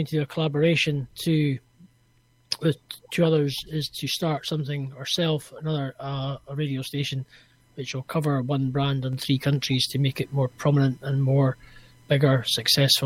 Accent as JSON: {"language": "English", "region": "Scotland", "country": "United Kingdom", "said": "I'm from Scotland"}